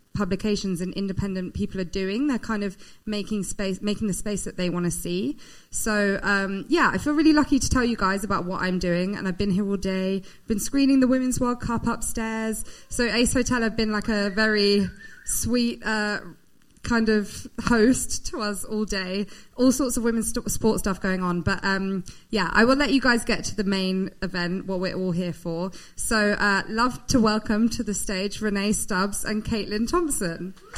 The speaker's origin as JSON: {"language": "English", "country": "United Kingdom", "said": "I'm British"}